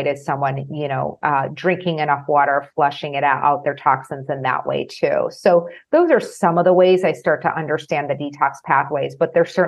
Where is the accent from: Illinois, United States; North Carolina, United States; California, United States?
Illinois, United States; Chicago; I'm from Chicago